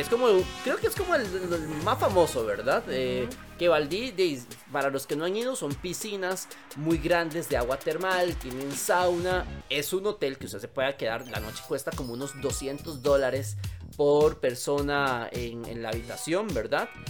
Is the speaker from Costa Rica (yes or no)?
yes; Costa Rica; uno como lo ve tan cercano como costarricense